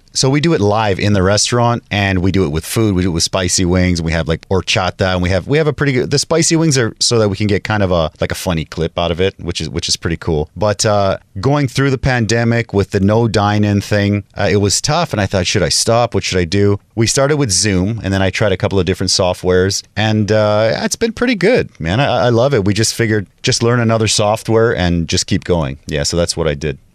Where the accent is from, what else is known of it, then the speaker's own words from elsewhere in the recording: Kitimat, British Columbia, Canada; moved away as an adult; also born or lived in Mexico (family); now in Taipei, Taiwan; I'm in a small town called Kitimat, and it's close to Alaska